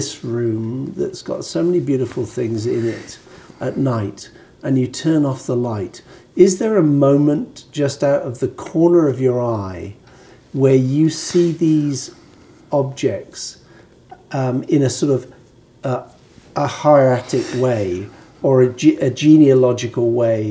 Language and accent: English; United Kingdom; growing up in Britain